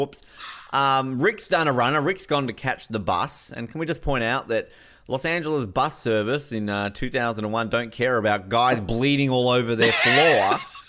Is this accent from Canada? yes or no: no; Snug, Tasmania, Australia; Yeah, I'm totally from Snug. You know, you think northern suburbs were tough. You should go to go to Snug.